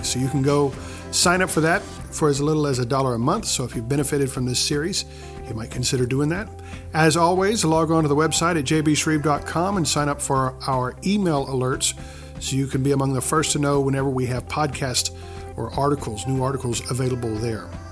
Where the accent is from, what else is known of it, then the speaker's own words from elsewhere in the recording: the Bible Belt, United States; I grew up in the Bible Belt